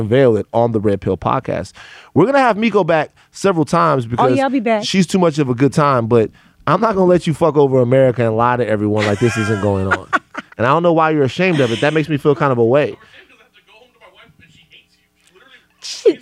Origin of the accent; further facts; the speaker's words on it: Louisiana, United States; growing up in Louisiana